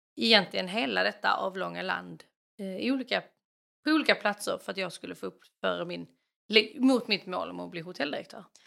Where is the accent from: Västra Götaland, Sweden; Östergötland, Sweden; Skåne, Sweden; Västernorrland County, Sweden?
Skåne, Sweden; Kvärlöv; moved away as an adult; now in Norway; jag kommer från Kvärlöv i Skåne utanför en stad eller by som heter Landskrona. uppvuxen på landet med mamma, pappa och en lilla syster.